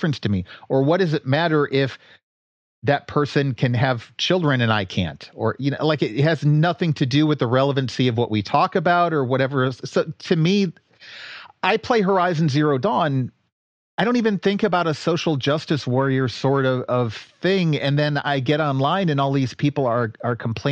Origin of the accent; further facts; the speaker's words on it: D.C., District of Columbia, United States; also born or lived in Detroit, Michigan / Cleveland, Ohio; I grew up outside of Detroit. I've grown up most of my life outside of Washington, D.C.